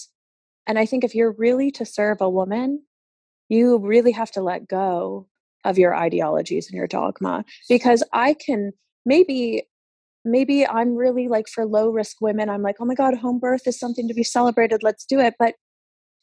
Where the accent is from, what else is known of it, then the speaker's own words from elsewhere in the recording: New York, United States; moved away as an adult; now in Spain; I am from the States originally. I'm from New York